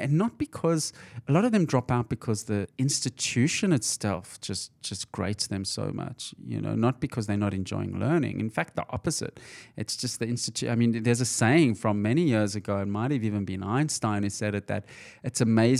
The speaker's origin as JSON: {"language": "English", "town": "Johannesburg", "region": "Gauteng", "country": "South Africa", "tie": "born or raised there", "said": "when I grew up in Johannesburg, South Africa, it was very hard to get ahead without a degree."}